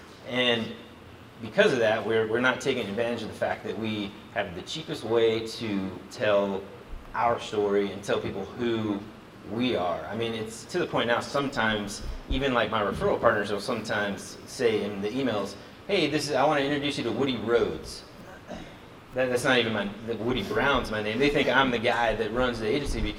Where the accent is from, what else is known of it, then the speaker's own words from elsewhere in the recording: Singapore; born there; also born or lived in Jakarta, Indonesia; Like, I was born in Singapore. I used to live in Jakarta, Indonesia.